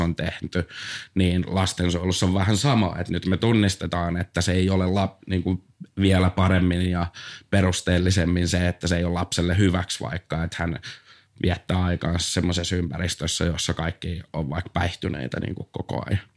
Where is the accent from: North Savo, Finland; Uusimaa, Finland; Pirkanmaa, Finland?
Pirkanmaa, Finland; Tampere; mä oon Tampereelta